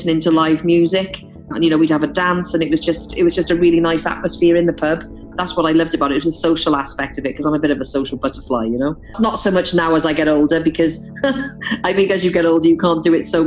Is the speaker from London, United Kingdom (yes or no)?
no; Cardiff, Wales, United Kingdom; From Cardiff in South Wales. I'm a Cardiff girl